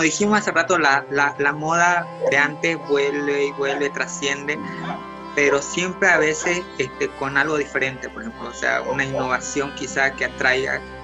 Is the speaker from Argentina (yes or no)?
no; Bolivia; now in Santa Cruz, Bolivia